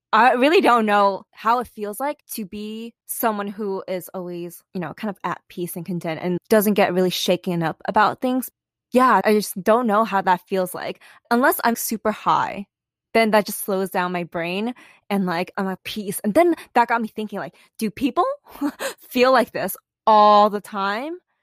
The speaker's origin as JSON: {"language": "English", "town": "New York City", "region": "New York", "country": "United States", "tie": "born or raised there", "also_born_or_lived": "California", "moved": "as an adult", "said": "I grew up in New York City, and everyone is a little high strung"}